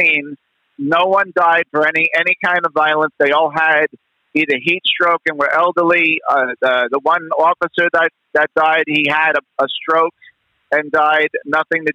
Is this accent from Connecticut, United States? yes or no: no; New York City, New York, United States; I'm from New York City